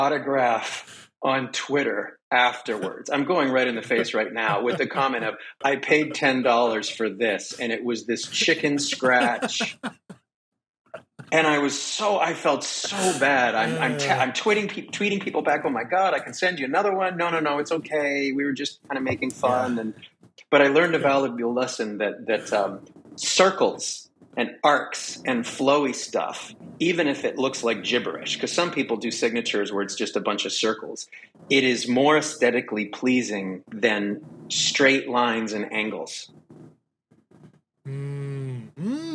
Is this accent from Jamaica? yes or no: no; near Toronto, Ontario, Canada; moved away as an adult; now in Los Angeles, United States; I was born in Canada near Toronto, about an hour west of there in a little town. Well, not a little town, but it was a steel town